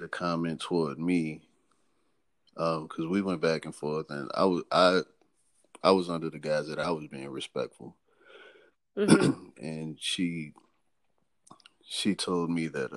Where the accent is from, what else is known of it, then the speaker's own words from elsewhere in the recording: New Orleans, Louisiana, United States; I'm from New Orleans, Louisiana